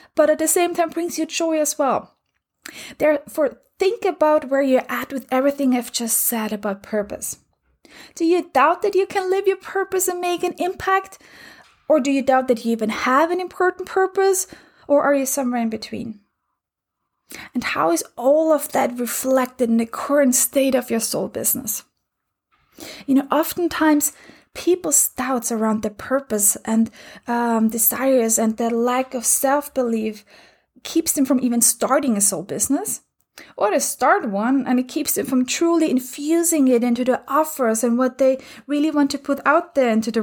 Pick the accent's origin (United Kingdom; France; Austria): Austria; I grew up in Austria where we had two main TV channels.